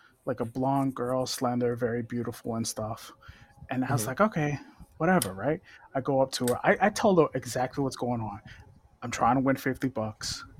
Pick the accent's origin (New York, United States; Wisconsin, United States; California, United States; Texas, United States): New York, United States; Growing up in New York, growing up in the Village